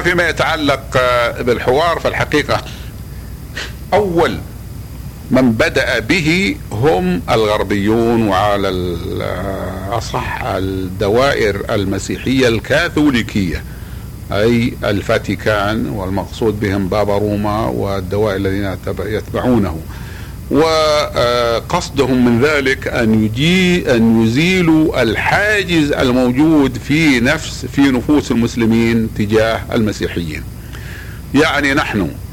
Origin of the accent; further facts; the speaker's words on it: Saudi Arabia; في بلادنا المملكة العربية السعودية